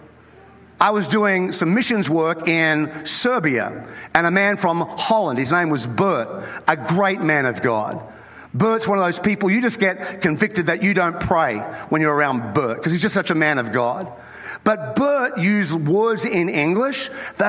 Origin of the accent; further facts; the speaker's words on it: Australia; moved away as an adult; now in United States; I was born in Australia